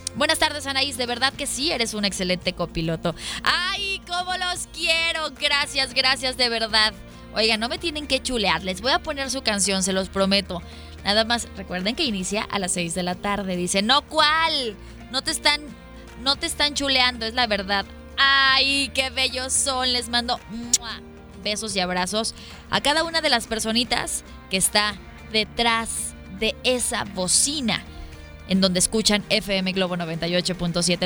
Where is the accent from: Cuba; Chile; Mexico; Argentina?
Mexico; Hidrocálido, Aguascalientes; now in Guadalajara, Mexico; el corazón de Hidrocálidos